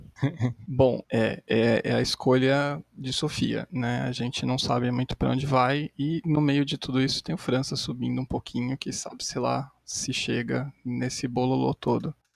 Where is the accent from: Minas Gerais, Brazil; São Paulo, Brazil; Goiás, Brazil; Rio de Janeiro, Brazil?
São Paulo, Brazil; São Bernardo do Campo; eu sou aqui de São Bernardo do Campo, no ABC, paulista